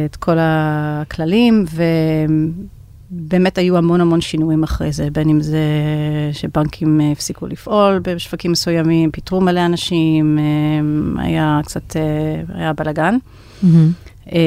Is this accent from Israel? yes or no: no; United States; אני נולדתי וגדלתי בארצות הברית. כל הקריירה שלי נתחלתי שם.